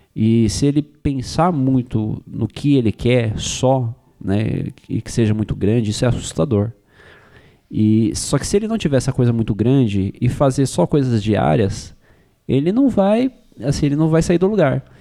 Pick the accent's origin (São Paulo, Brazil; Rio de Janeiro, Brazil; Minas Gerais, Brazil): São Paulo, Brazil; eu nasci e cresci na Zona Leste de São Paulo